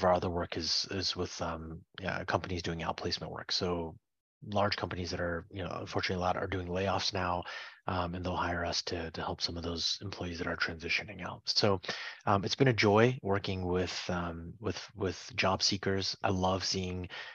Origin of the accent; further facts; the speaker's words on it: Fishkill, New York, United States; moved away as an adult; also born or lived in Pittsburgh, Pennsylvania; now in Washington, D.C., United States; I grew up in the Mid-Hudson Valley area in upstate New York, a few hours north of New York City.